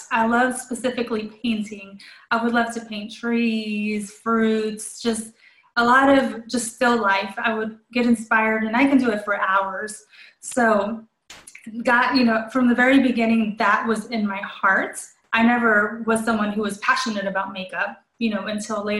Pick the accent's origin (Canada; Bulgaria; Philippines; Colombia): Colombia; now in United States; I was born in Colombia, South America